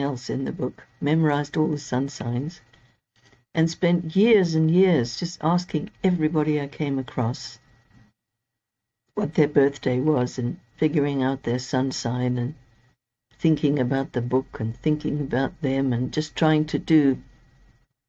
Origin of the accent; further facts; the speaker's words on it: Zimbabwe; moved away as an adult; also born or lived in Cape Town, South Africa / England; now in United Kingdom; I was born in Zimbabwe, what's now Zimbabwe. It was Rhodesia back then, and lived there until I was 22.